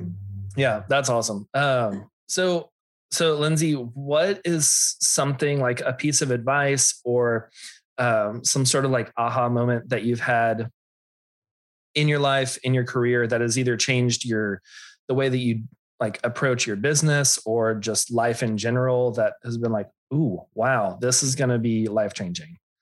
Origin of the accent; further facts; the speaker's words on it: Austin, Texas, United States; I grew up in Austin